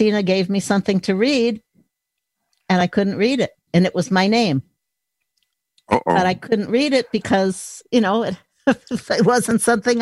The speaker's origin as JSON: {"language": "English", "town": "Lake Forest", "region": "Illinois", "country": "United States", "tie": "born or raised there", "moved": "yes", "lives_now": "Minnesota, United States", "said": "I grew up outside of Chicago"}